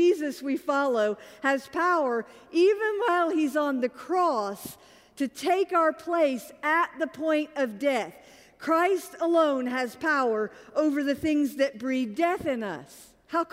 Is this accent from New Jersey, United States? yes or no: no; Augusta, Georgia, United States; I'm from Augusta, Georgia